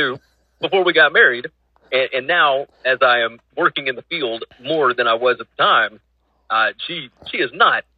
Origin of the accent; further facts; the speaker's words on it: Tuscaloosa, Alabama, United States; moved away; I grew up in Tuscaloosa in my younger years.